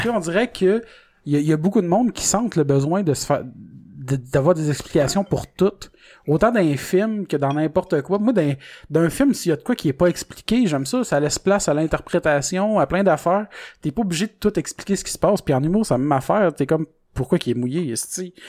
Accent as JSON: {"language": "French", "town": "Salaberry-de-Valleyfield", "region": "Quebec", "country": "Canada", "said": "je viens de Valleyfield"}